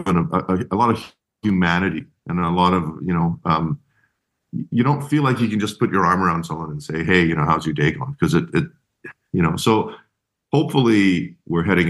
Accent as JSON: {"language": "English", "country": "Malaysia", "tie": "born or raised there", "moved": "yes", "said": "I grew up in Malaysia. So my mom's Chinese, my dad's from a mule farm in Missouri"}